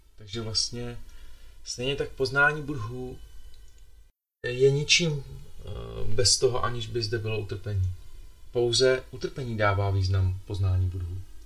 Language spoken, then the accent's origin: Czech; Bohemia, Czechia; moje dvě babičky jsou Slovenky jsem víc Slovák možná než Čech, i když jsem se narodil v Čechách.